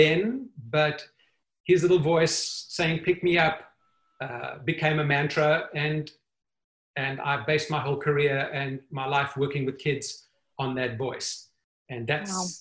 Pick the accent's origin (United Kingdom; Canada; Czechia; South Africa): South Africa; Johannesburg, Gauteng; moved away as an adult; now in United States; I am from Johannesburg, South Africa. I grew up in South Africa